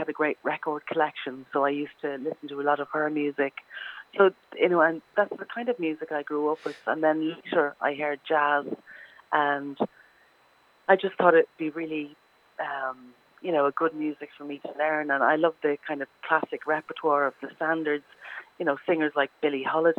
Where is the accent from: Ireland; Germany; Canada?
Ireland; Dublin, Leinster; I'm originally from Dublin, from a place called Walkinstown within Dublin.